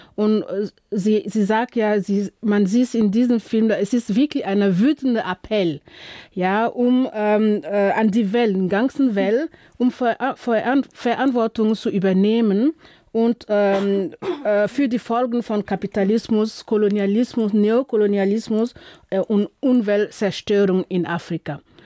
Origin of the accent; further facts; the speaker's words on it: Burkina Faso; moved away; ich komme aus Burkina Faso